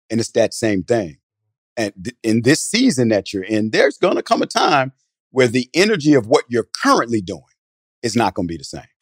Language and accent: English; New Jersey, United States; now in Atlanta, United States; I'm from Jersey originally